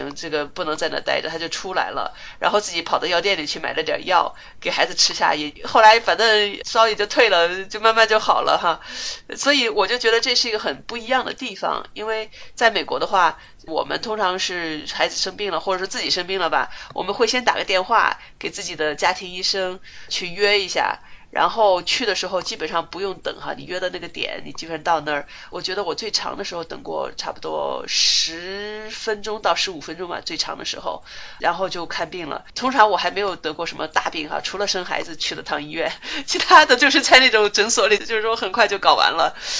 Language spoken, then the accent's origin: Chinese; China; 因为国内嘛，那我们也都从国内出来的都知道